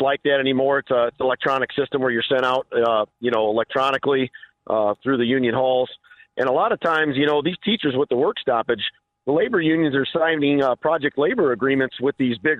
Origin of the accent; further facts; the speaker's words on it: Indiana, United States; I'm from Indiana. I'm not from Chicago